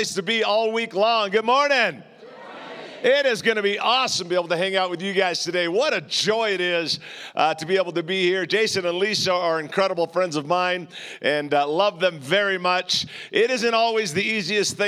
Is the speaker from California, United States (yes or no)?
yes; Southern California, United States; I'm from Southern California